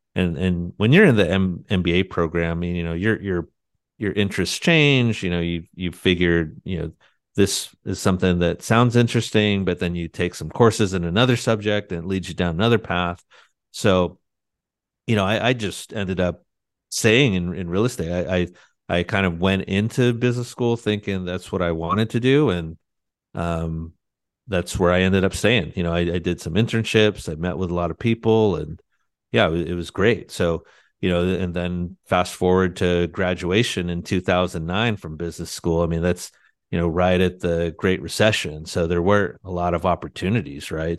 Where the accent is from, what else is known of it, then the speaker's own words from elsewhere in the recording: San Diego, California, United States; moved away as an adult; also born or lived in Annapolis, Maryland; Loved growing up in San Diego.